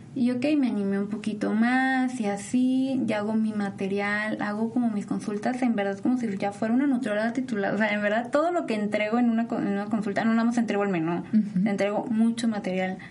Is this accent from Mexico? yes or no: yes; Mexico; somos mexicanos